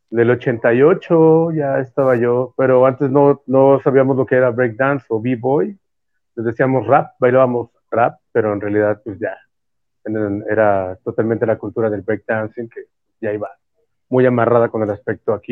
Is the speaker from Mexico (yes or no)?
yes; Mexico; nos dan una, una identidad como nación, como, eh, pues como mexicanos, ¿vale?